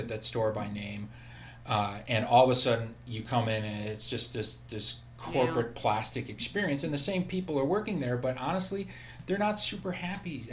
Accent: Madison, Wisconsin, United States; now in Bay Area, United States; I grew up with in Madison, Wisconsin

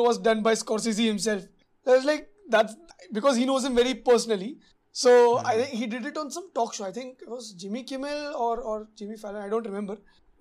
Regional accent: India; as an Indian audience

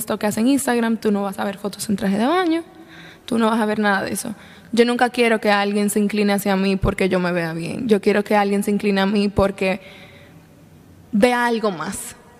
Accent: La Vega, Dominican Republic; yo nací y crecí en La Vega

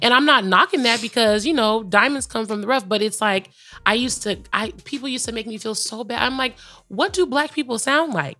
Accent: California, United States; growing up in California

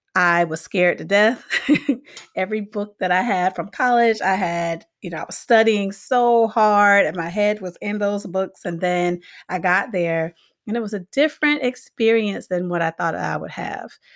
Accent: Miami, Florida, United States; moved away as an adult; also born or lived in Gaffney, South Carolina; now in Hartford, United States; I grew up in Miami, Florida

